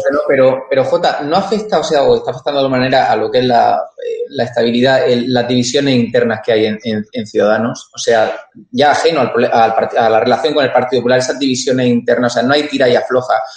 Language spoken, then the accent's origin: Spanish; Almería, Andalusia, Spain; Yo soy de Almería